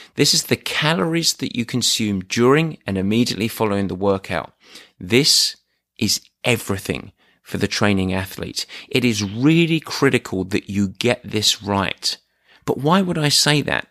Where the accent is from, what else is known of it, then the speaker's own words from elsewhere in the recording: England, United Kingdom; I'm English